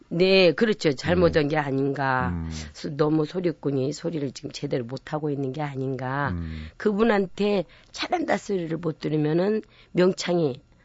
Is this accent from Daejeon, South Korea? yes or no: no; Namwon, North Jeolla, South Korea; moved away; 남원군 산동면 제일 그러니까 꼭지점 마을에서 제가 태어난 거예요.